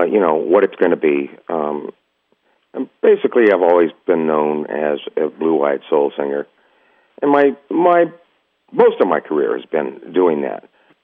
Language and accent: English; Miami, Florida, United States; also born or lived in New York; my folks, we moved from New York, I think when I was four, to Miami.